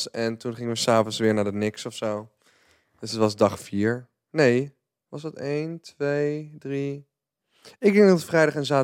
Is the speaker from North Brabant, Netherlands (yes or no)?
yes; 's-Hertogenbosch, North Brabant, Netherlands; born there; Ik ben geboren in Den Bosch, maar ik vond het best wel een ons, ons, ons cultuurtje.